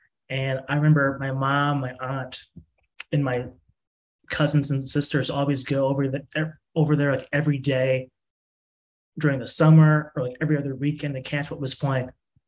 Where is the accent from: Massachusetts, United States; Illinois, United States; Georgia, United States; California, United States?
Illinois, United States; Streamwood; I grew up in Streamwood, Illinois, on the corner of like Mayfield and Sunset.